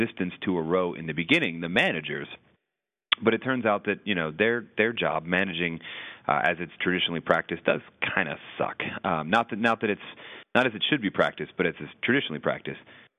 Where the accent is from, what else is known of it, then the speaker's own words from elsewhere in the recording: New England, United States; I come from New England